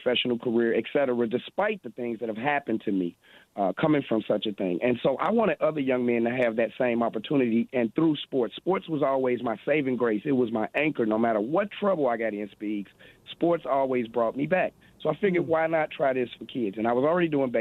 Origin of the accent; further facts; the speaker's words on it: Chicago, Illinois, United States; I'm from Chicago, right? So we're people of our word